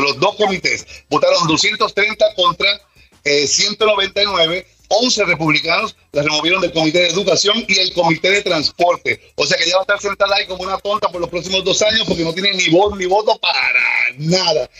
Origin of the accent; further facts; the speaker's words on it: United States; nosotros como americanos